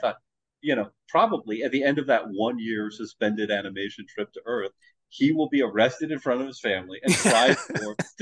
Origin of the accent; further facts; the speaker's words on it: United States; I'm an American